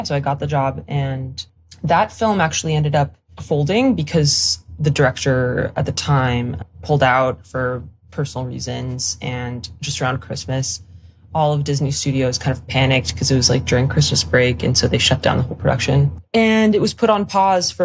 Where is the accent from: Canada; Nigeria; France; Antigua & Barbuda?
France; Paris, Île-de-France; moved away as an adult; also born or lived in Stanford, United States / London, United Kingdom / New Zealand; I'm French. I am from Paris. I'm French and Polish